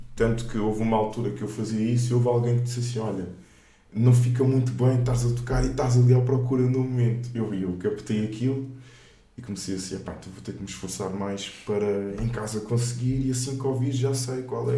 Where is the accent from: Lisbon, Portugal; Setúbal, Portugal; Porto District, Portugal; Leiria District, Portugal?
Setúbal, Portugal; Moita; also born or lived in Luanda, Angola; nasci em Angola, mais propriamente em Luanda, e vim para cá para Portugal com 4 anos